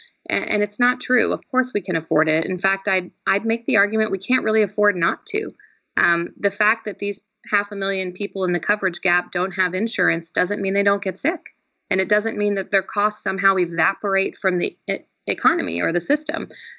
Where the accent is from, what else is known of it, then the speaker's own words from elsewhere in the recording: the Ozarks in Southwest Missouri, United States; moved away as an adult; also born or lived in Boston / New York / Los Angeles; now in Georgia, United States; I grew up in the Ozarks in Southwest Missouri, in what a lot of the country is referred to pejoratively as the flyover states, what others have referred to as the Bible Belt.